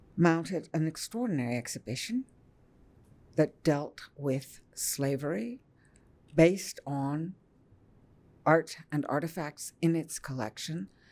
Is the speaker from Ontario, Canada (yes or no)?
yes; Ottawa, Ontario, Canada; growing up in Ottawa